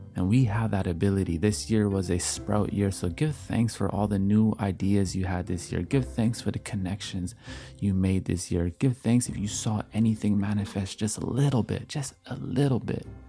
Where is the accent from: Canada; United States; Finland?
Canada; as I am Canadian